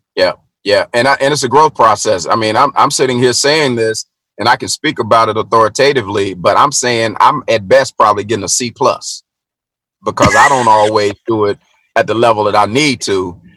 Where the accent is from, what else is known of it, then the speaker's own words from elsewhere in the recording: Middle Tennessee, United States; i was born and raised in Middle Tennessee